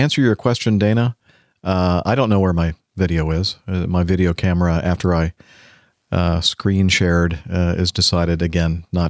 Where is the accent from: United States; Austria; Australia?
Austria; first language German; English is a second language; As a German native speaker, I'm from Austria, I have to tell you something's odd with the title of your last show